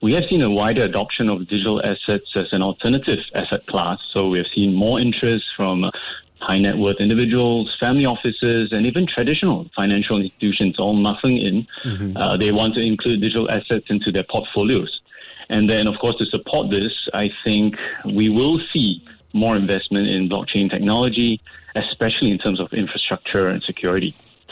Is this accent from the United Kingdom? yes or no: no; Singapore; I'm proud as a Singaporean